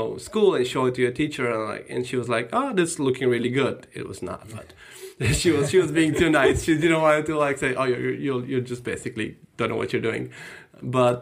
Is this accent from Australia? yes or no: no; North Macedonia; moved away; I am from Macedonia originally. I was born and grew up there